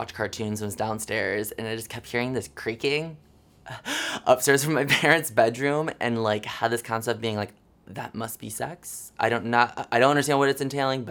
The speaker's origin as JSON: {"language": "English", "town": "Jackson", "region": "Michigan", "country": "United States", "tie": "born or raised there", "said": "I am from Jackson, Michigan, about 70 miles west of Detroit"}